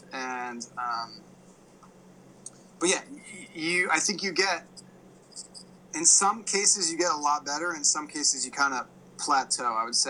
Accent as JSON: {"language": "English", "region": "East Coast", "country": "United States", "said": "because I was from the East Coast"}